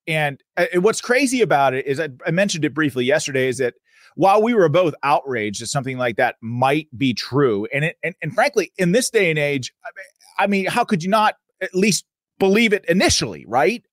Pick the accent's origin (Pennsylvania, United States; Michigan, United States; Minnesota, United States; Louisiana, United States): Pennsylvania, United States; my home state, the Commonwealth of Pennsylvania